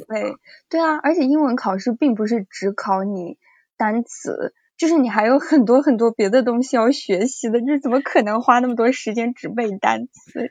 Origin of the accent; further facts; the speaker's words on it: China; moved away as an adult; also born or lived in United States; 如果我小组里面只有我一个中国人